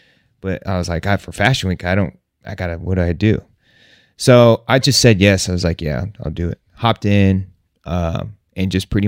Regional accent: United States; You know, they know we're from the States. They know that we're bringing this sound to them.

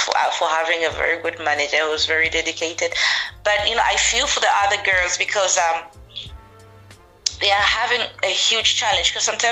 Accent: Livingstone, Southern Province, Zambia; now in United Kingdom; growing up like in Zambia, it's I would say it's, particularly Livingston itself where I am

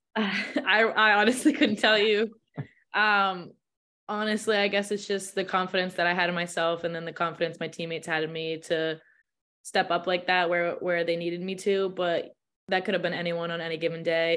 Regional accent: Massachusetts, United States; I live from I'm from Mass, so it's not that far.

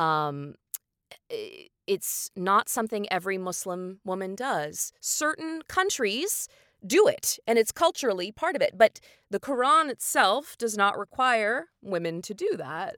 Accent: Indiana, United States; moved away; I'm a Hoosier, which means I'm from the state of Indiana

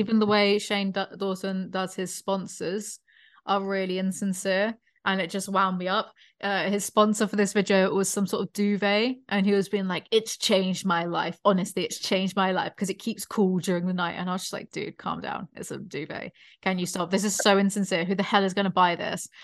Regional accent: United Kingdom; born or raised there; moved away

